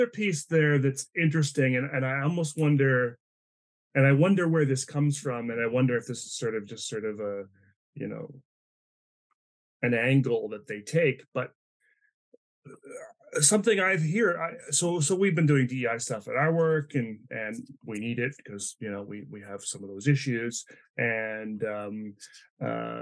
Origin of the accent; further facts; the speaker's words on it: East Coast, Atlantic Canada, Canada; moved away as an adult; also born or lived in Vancouver; I grew up in the East Coast in Atlanta, Canada